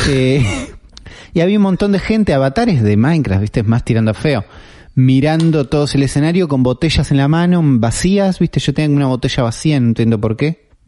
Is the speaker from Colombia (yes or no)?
no; Argentina; Nosotros hacemos uno antes que estos dos que vos nombraste y somos de acá, de Argentina, ¿no?